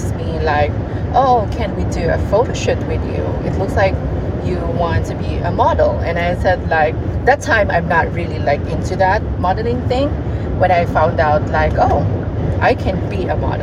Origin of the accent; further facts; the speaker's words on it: Dipolog, Zamboanga del Norte, Philippines; English is a second language; moved away as an adult; also born or lived in Cebu City, Philippines; now in California, United States; Yes, I am from Philippines. I was from Dipolog City, but most likely I am back and forth with Cebu City and Dipolog.